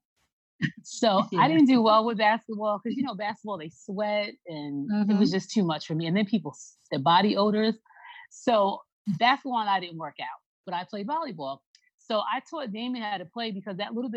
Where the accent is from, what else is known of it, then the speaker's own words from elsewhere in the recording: Long Island, New York, United States; moved away; we're from Long Island originally